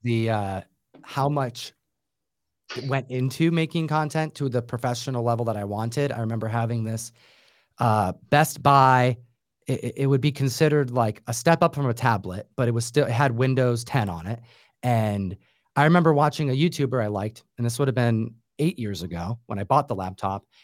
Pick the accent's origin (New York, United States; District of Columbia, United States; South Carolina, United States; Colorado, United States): New York, United States; I grew up in New York